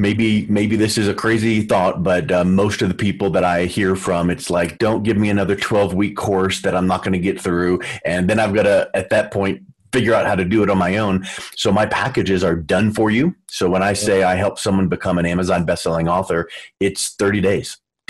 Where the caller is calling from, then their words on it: Denver, Colorado, United States; Calling in from Denver, Colorado